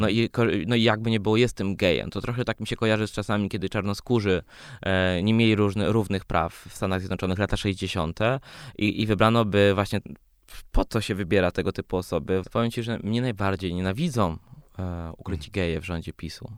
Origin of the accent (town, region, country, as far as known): Poland; born or raised there; also born or lived in Sweden